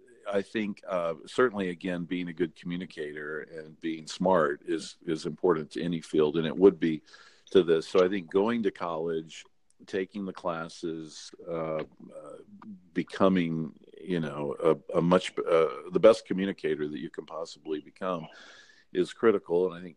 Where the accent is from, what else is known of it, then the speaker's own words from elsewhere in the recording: North Carolina, United States; accent: North Carolina accent; But, you know, one of the things I had to do growing up in North Carolina, I had a pretty strong North Carolina accent.